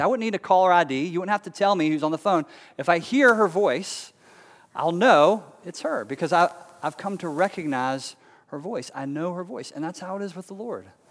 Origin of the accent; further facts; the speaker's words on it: Charlotte, North Carolina, United States; also born or lived in Raleigh, North Carolina; growing up in Charlotte as a kid